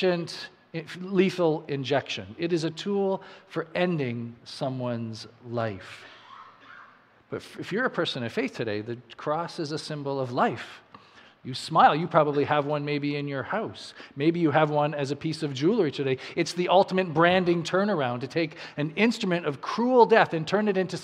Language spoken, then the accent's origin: English; Saskatchewan, Canada; now in New Brunswick, Canada; I grew up in Saskatchewan, and I remember when I moved here to New Brunswick